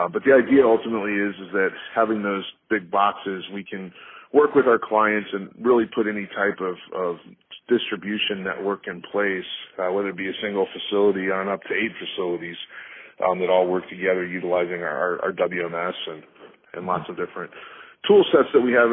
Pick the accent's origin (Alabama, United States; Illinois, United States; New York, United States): Illinois, United States; Chicago; also born or lived in St. Louis; I grew up in the Chicagoland area for the most part